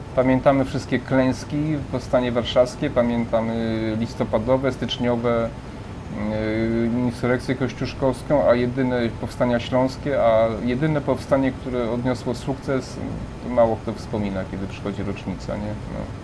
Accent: Przemyśl, Subcarpathian Voivodeship, Poland; moved away; ja tam niedaleko pochodzę z Przemyśla, prawda, spod Przemyśla

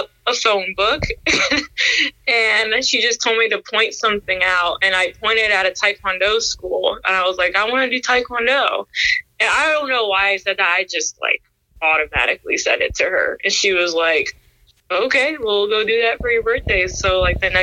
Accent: Washington, District of Columbia, United States; I grew up in Washington, D.C.

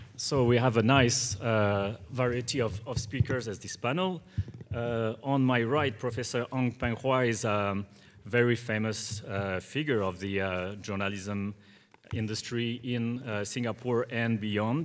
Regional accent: Bordeaux, Nouvelle-Aquitaine, France; moved away; I come from, from France, from a relatively small town, which is called Bordeaux

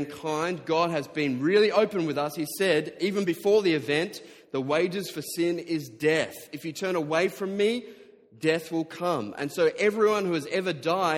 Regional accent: Diamond Creek, Victoria, Australia; I grew up in Diamond Creek, widest suburb in Australia.

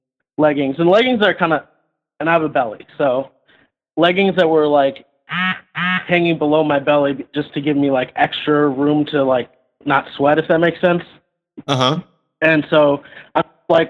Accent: Columbus, Ohio, United States; I'm actually from Columbus

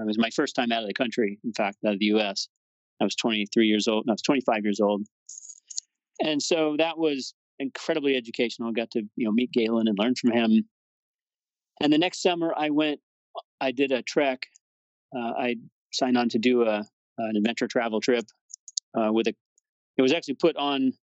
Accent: Colorado, United States; moved away; also born or lived in Boston / Fort Collins, Colorado; I decided to move to Colorado, which was actually my home state. That's where I was born

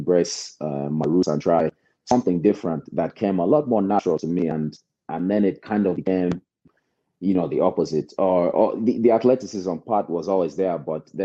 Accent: United States; I was actually born here. So, you know, grew up here and I love the United States

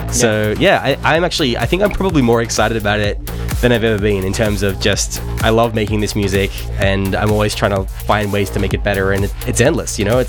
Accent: Canberra, Australian Capital Territory, Australia; I am from Canberra.

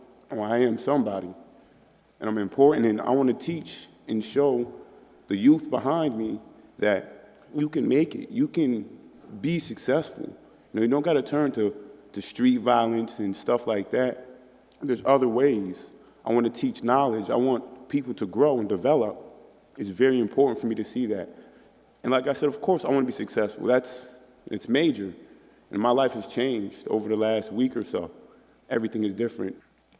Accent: Albany, New York, United States; I'm proud to say I'm from New York. I'm proud to say I'm from Albany, New York.

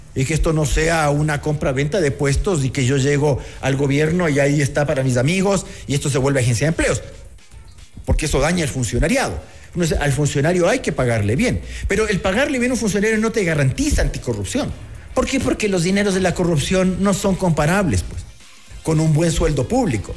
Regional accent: Ecuador; los ecuatorianos

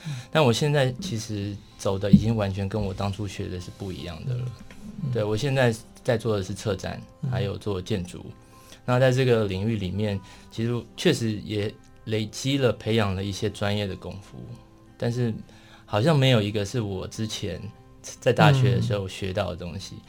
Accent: Taipei, Taiwan; also born or lived in Taitung; 我算台东出生的， 对对对， 然后在台北长大。

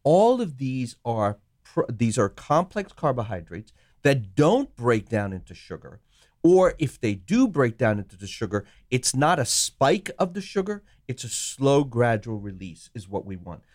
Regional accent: Sri Lanka; moved away; I was born in Sri Lanka

